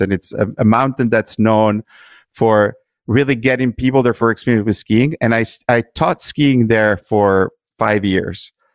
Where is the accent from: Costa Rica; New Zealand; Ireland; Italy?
Italy; moved away; growing up in Italy